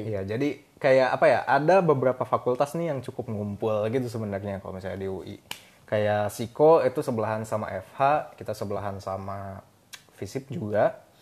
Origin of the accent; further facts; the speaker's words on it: Bandung, West Java, Indonesia; moved away as an adult; also born or lived in Depok; gue perantau jadi gue dari Bandung